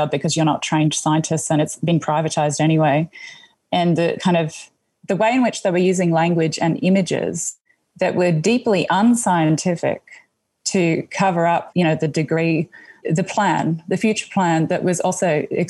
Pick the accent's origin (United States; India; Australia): Australia; Gooreng Gooreng country, East Coast, Queensland; moved away; also born or lived in Alice Springs, Australia; I grew up on Gurangurang country on the East Coast in a small port town, which has quite a significant relationship to the mineral wealth that gets exported from the north of the country. It was a huge coal port before it became a gas port.